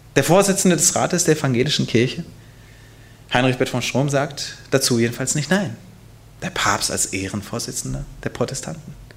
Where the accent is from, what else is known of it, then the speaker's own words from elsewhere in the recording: Hanover, Lower Saxony, Germany; Hannover, mein Geburtsort.